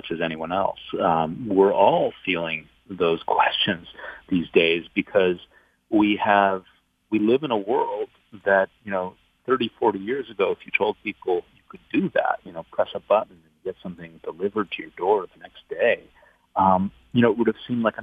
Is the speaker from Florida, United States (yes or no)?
no; Buffalo, New York, United States; I grew up in Buffalo, so I'm a real connection to the Rust Belt